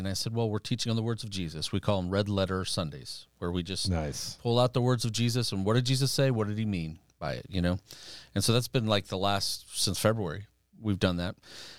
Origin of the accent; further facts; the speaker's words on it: Iran; born there; And I was born in Iran. My parents had been missionaries there before the revolution.